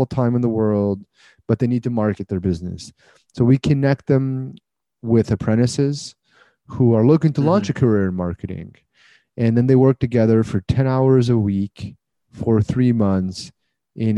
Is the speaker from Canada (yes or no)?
yes; Canada; I'm Canadian